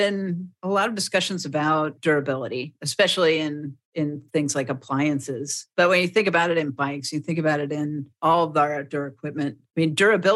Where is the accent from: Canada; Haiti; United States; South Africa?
United States; Frederick; I have this idea for a shop in my hometown